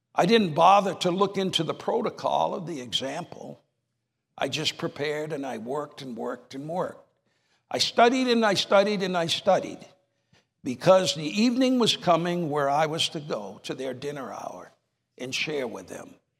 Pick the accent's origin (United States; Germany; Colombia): United States; New Hampshire; moved away; I was raised in New Hampshire